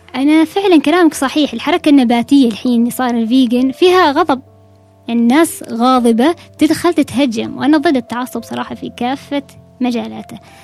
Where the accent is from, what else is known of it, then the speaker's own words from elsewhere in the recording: Oman; نحن طبعا العمانيين